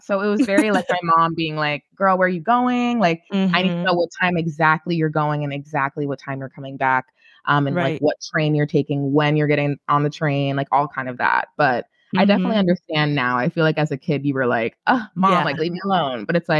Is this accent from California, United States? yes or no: no; New York City, New York, United States; I grew up in Brooklyn, Flatbush.